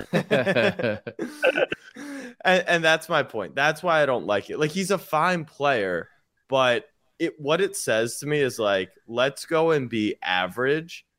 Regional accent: Baltimore, Maryland, United States; born or raised there

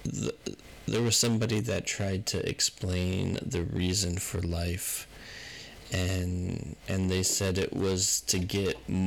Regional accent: United States; I'm an American

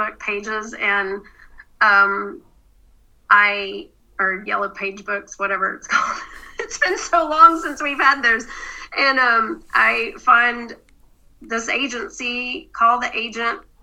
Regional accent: the South, United States; I grew up in the South

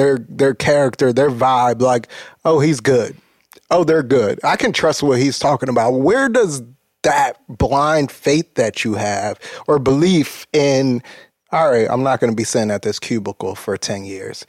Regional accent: Atlanta, Georgia, United States; And I grew up in Atlanta. I went to college in Atlanta

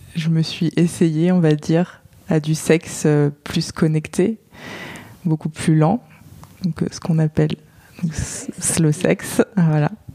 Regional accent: Touraine, Centre-Val de Loire, France; moved away as an adult; now in Paris, France; Je viens de France, j'ai vécu euh, en Touraine, donc dans le centre de la France, et je vis à Paris depuis 4 ans maintenant.

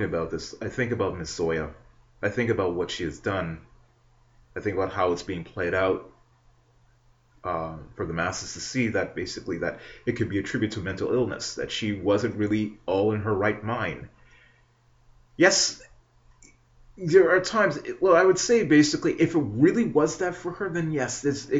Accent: Canada; not just as a citizen, not just as a Canadian born

